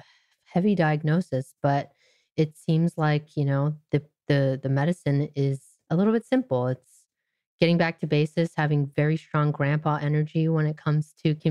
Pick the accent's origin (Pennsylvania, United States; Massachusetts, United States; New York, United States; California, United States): California, United States; I grew up in Orange County, California, which is rather conservative part of Southern California.